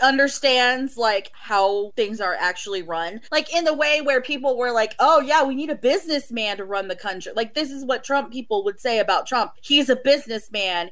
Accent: Oklahoma, United States; you are raised with in Oklahoma

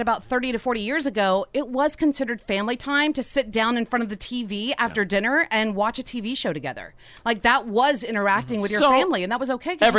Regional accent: Louisiana, United States; Louisiana, my home state.

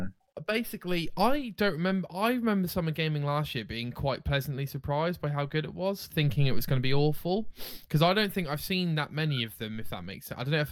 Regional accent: United Kingdom; We're British, maybe?

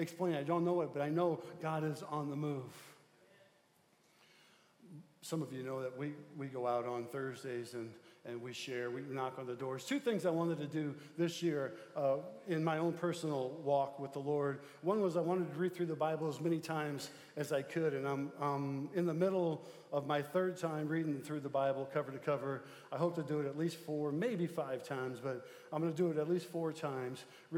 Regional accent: Midwest, United States; we're from the Midwest

